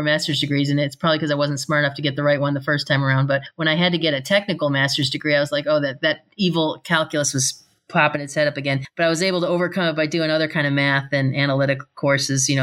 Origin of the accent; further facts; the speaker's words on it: Buffalo, New York, United States; I grew up in Buffalo, which isn't like known to be a big military town.